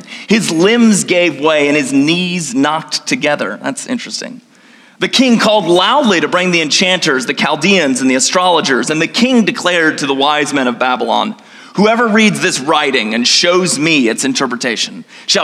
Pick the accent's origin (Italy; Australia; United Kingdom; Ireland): Australia; Gold Coast, Queensland; moved away; I grew up in the Gold Coast, Australia